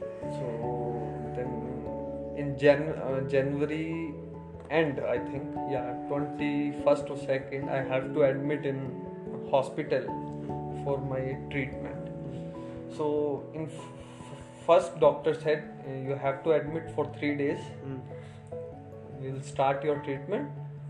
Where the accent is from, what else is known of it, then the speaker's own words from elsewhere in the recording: North India, India; So I don't like hospital food because they are giving South Indian and I'm North Indian.